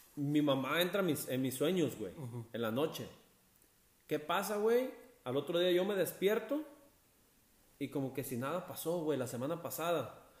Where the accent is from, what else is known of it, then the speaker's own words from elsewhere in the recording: Barra de Navidad, Jalisco, Mexico; now in Jasper, Canada; si yo vuelvo a, volver a Barra